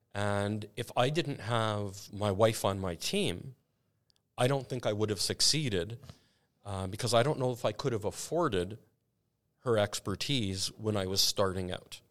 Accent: Canada; I'm so Canadian.

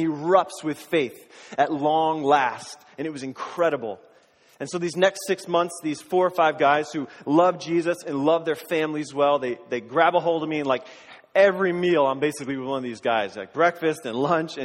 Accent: Springfield, Massachusetts, United States; I grew up in Western Massachusetts, in the Springfield area, in Springfield for the first 10 or 15 years, and then in the surrounding towns of Springfield

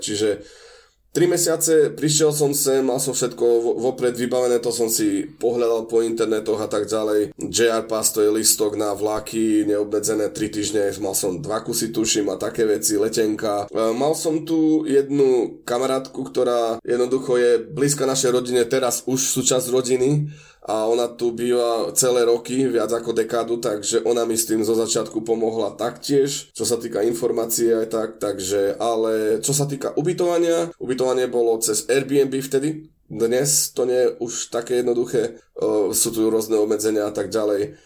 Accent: eastern Slovakia, Slovakia; moved away as an adult; now in Japan; odkiaľ ja pochádzam z východu Slovenska

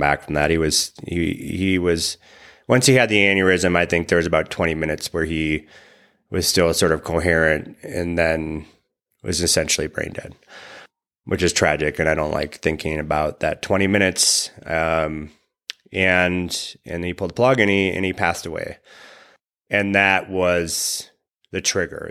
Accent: Wisconsin, United States; I grew up in Wisconsin

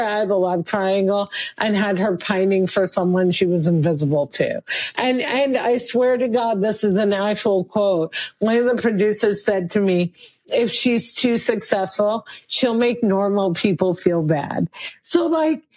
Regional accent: New Jersey, United States; Muslim woman born and raised in New Jersey, American as apple pie

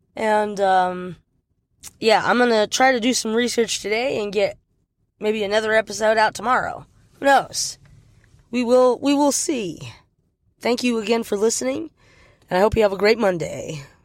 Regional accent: United States; an American citizen

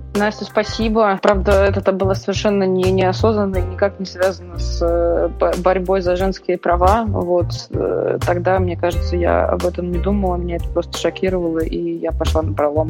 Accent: Saint Petersburg, Russia; moved away as an adult; also born or lived in Moscow; Родилась, выросла, училась в Петербурге

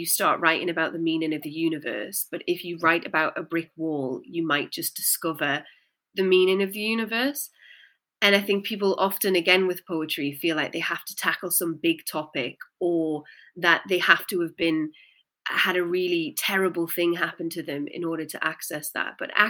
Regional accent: Newcastle, North East England, United Kingdom; I'd had such a chip on my shoulder about being from the Northeast, because I'm from Newcastle. And, you know, my accent's kind of not deliberately cleaned itself up over the years.

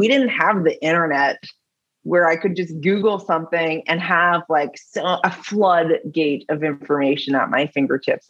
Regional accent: Milton, Ontario, Canada; I grew up in Halton, like in Milton, small town

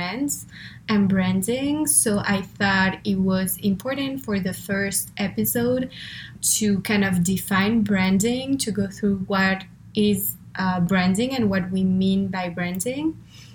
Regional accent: France; English is a second language; moved away; I'm originally from France, as you can probably hear, or if you were wondering where the accent is from, that's where.

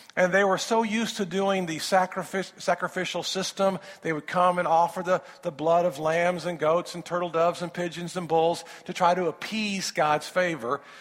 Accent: Indiana, United States; I'm from Indiana

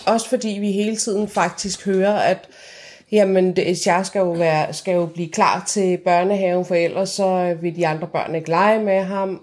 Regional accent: Iran; now in Denmark; jeg var fra Iran, og jeg talte farsi med ham

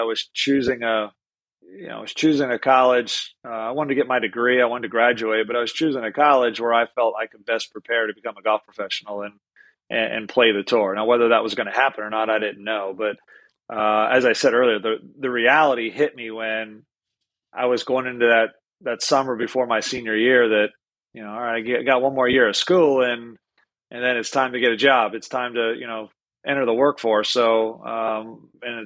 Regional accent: Pennsylvania, United States; moved away as an adult; now in Florida, United States; I grew up in the North

